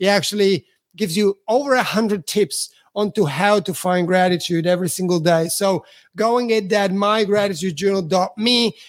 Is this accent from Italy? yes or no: yes; Italy; Again, I'm from Italy, so I'm a foreigner here.